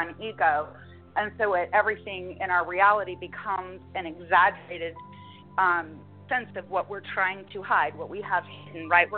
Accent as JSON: {"language": "English", "region": "Utah", "country": "United States", "tie": "born or raised there", "said": "born and raised in Utah"}